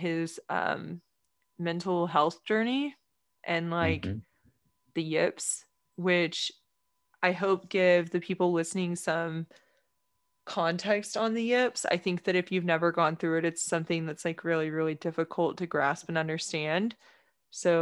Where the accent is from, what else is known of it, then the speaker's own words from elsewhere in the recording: Texas, United States; especially as a Texan